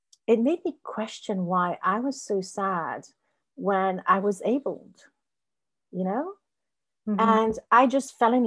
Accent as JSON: {"language": "English", "country": "France", "also_born_or_lived": "Spain", "second_language": "English"}